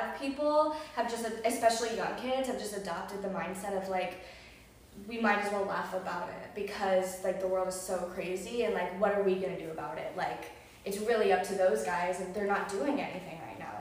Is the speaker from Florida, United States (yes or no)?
yes; close to Miami, South Florida, United States; growing up in Florida my whole life, but for the majority of it in South Florida, especially close to Miami